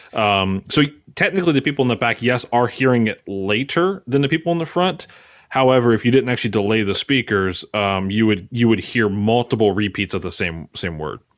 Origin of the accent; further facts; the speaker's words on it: Maryland, United States; moved away as an adult; now in Philadelphia area, United States; I'm from Maryland. Um, but since I've been an Philly area now for the last ten years